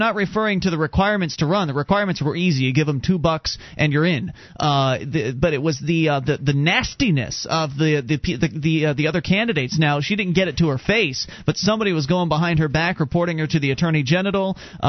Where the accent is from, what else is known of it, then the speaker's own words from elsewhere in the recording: Florida, United States; moved away; I was from Florida.